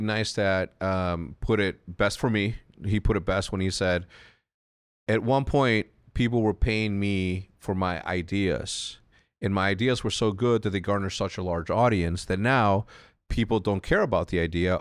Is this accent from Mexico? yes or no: yes; Mexico; moved away; growing up in Mexico